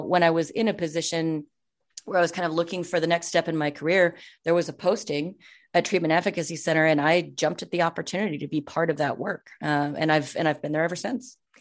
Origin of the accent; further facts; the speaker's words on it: Minnesota, United States; also born or lived in Western Wisconsin; I'm from Minnesota, as Mindy said. And so, like, I lived in Minnesota. My, my family is actually from Western Wisconsin